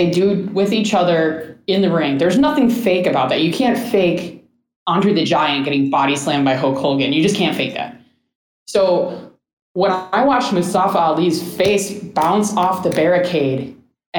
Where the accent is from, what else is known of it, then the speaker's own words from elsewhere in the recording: Chicago, Illinois, United States; I'm from Chicago